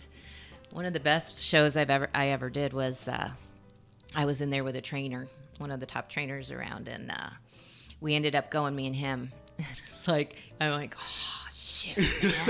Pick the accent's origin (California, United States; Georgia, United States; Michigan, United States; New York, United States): New York, United States; Vestal; grew up in upstate New York. We were right above the Pennsylvania border, Binghamton area. Actually, I grew up in Vestal, New York, and... we were about 2.5-3 hours from the city